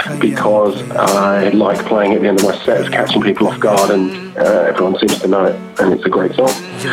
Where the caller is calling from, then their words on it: London, United Kingdom; I'm calling from London.